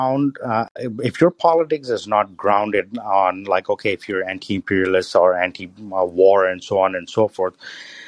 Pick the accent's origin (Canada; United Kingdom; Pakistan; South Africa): Pakistan; moved away as an adult; now in United States; when I was growing up in Pakistan, my house was right next to the Russian consulate